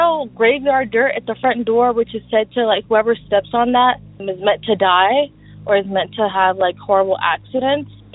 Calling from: Southern California, United States; also born or lived in Mexico City, Mexico; I'm calling from SoCal

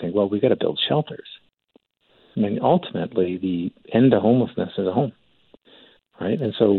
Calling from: Calgary, Alberta, Canada; Now, I'm calling in from Calgary. 2013, we had a flood here

